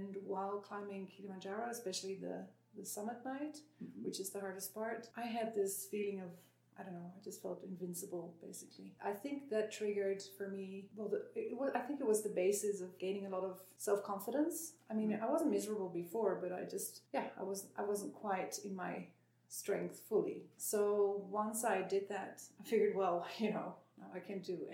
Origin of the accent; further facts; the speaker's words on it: Netherlands; moved away; I'm from Holland.